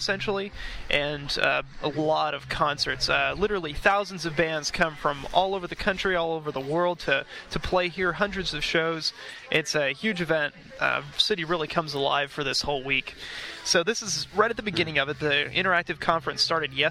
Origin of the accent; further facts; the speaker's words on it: Austin, Texas, United States; moved away; also born or lived in Georgetown, Texas; we're both back in our hometown right now. Austin is our place.